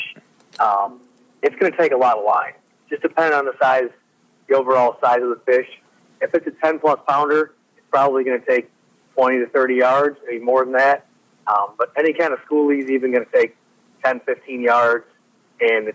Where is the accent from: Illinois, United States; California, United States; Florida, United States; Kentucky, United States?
Illinois, United States; Chicago south suburbs; moved away as an adult; now in Southern Illinois, United States; I'm from the South Suburbs originally, went to college originally in Chicago and then came to grad school in Southern Illinois.